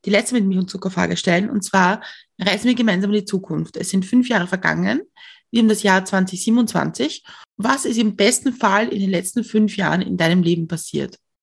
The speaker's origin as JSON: {"language": "German", "region": "Lower Austria", "country": "Austria", "tie": "born or raised there", "said": "ich bin in Niederösterreich aufgewachsen"}